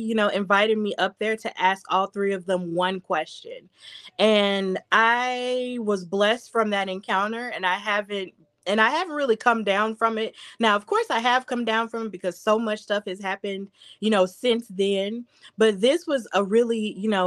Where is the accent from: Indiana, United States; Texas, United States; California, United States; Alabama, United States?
Alabama, United States; Birmingham; Birmingham, my hometown